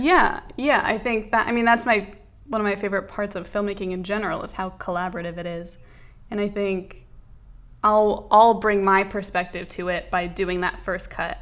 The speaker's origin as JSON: {"language": "English", "town": "Los Angeles", "region": "California", "country": "United States", "tie": "born or raised there", "also_born_or_lived": "New York", "said": "I grew up in Los Angeles for the most part"}